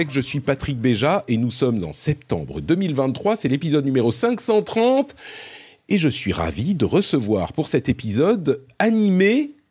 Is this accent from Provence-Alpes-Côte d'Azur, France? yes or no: yes; Cannes, Provence-Alpes-Côte d'Azur, France; je suis originaire de Cannes, je suis totalement d'accord